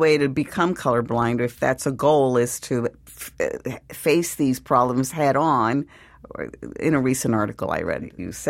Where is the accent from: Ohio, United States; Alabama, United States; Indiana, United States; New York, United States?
New York, United States; New York City; born or raised there; moved away